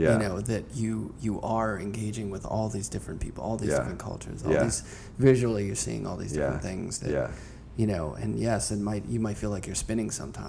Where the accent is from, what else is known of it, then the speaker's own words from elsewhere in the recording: Pittsburgh, Pennsylvania, United States; now in New York City, United States; when I was growing up, I grew up in Pittsburgh, and it's, you know, it's not a big city.